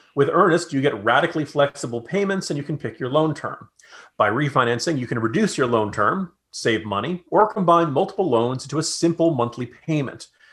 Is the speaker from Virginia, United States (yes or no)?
yes; Virginia, United States; I'm from Virginia